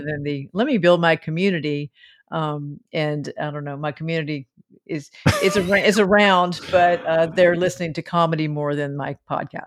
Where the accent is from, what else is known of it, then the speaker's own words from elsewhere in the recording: the South, United States; I was raised in the South